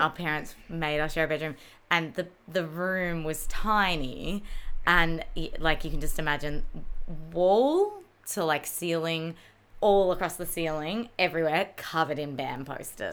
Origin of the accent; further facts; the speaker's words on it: Mornington Peninsula, Victoria, Australia; We grew up on the Mornington Peninsula as well.